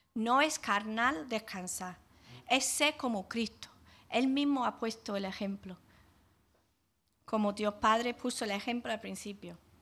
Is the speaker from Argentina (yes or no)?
no; England, United Kingdom; now in Jaén, Spain; cuando era niña en Inglaterra